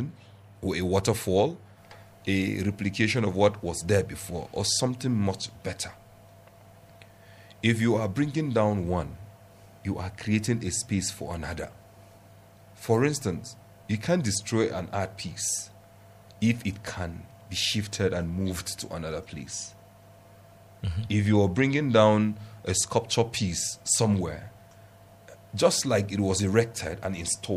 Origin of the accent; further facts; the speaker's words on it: Plateau, Nigeria; I'm from Plateau State